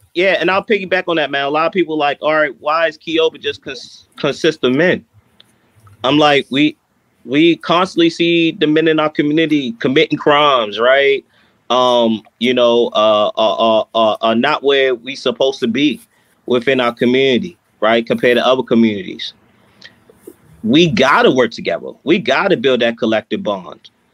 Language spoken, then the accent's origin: English; Baltimore, Maryland, United States; growing up from where I grew up in East Baltimore